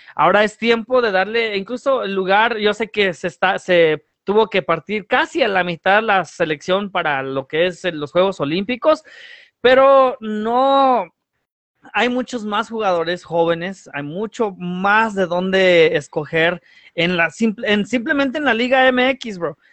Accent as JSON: {"language": "Spanish", "country": "United States", "tie": "born or raised there", "said": "crecí en aquí en Estados Unidos"}